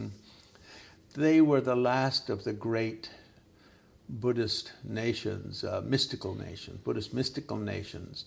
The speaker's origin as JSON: {"language": "English", "area": "Gaspé", "region": "Quebec", "country": "Canada", "tie": "born or raised there", "also_born_or_lived": "Himalayas / Dharamsala", "moved": "as an adult", "said": "I grew up in Quebec where it's 80% Catholic."}